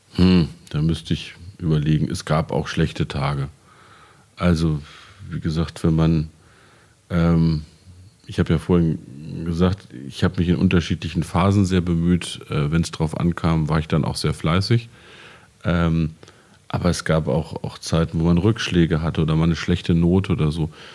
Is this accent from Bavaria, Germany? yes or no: no; Peine, Lower Saxony, Germany; an meinem Gymnasium in meiner Heimatstadt in Peine